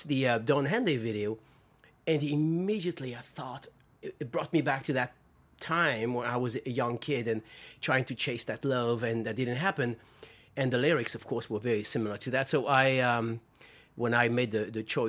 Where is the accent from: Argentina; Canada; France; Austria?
France; English is a second language; moved away as an adult; also born or lived in Spain; now in United States; I grew up in France and Spain.